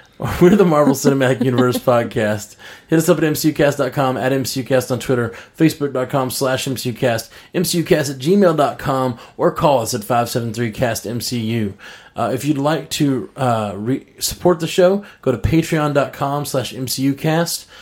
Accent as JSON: {"language": "English", "town": "Birmingham", "region": "Alabama", "country": "United States", "said": "I'm the one from Birmingham, Alabama that does music"}